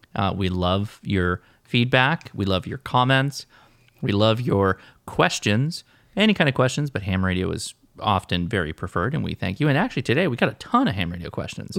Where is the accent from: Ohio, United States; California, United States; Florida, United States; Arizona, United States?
California, United States; We're Californians, though, so we don't enunciate T's to begin